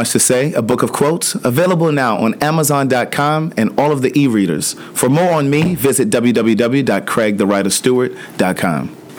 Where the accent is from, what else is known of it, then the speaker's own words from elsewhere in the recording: Maryland, United States; moved away; I'm from Maryland.